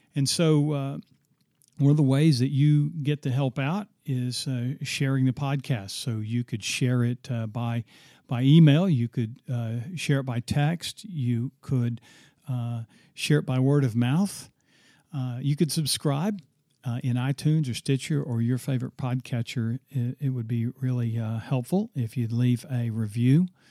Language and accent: English; Oklahoma, United States; my home state